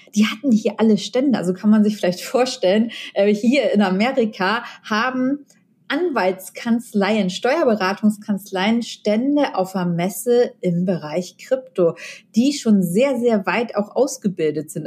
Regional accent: Germany; Deutschland in meiner Heimat

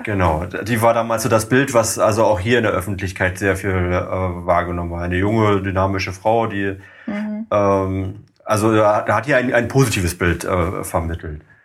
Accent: East Germany, Germany; die Menschen aus dem Osten, also sogar ich

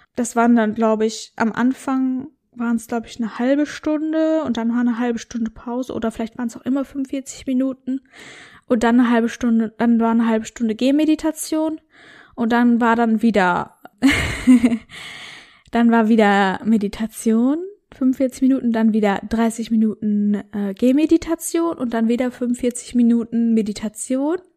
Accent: North Rhine-Westphalia, Germany; moved away; das war so ein Seminarhaus in Westfalen und das Coole war, das war bei mir so in der Nähe, wo ich aufgewachsen bin damals

